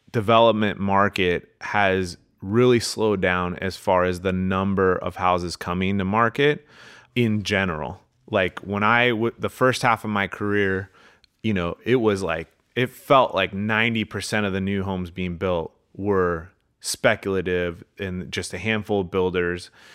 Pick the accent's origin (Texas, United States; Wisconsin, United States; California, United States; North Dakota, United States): California, United States; Manhattan Beach; I grew up in Manhattan Beach